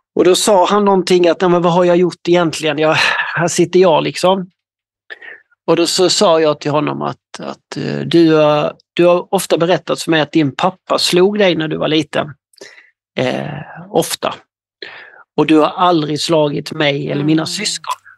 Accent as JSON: {"language": "Swedish", "town": "Ronneby", "region": "Blekinge", "country": "Sweden", "said": "Jag kommer ifrån eh, södra Sverige, i något som heter Ronneby i, i länet Blekinge"}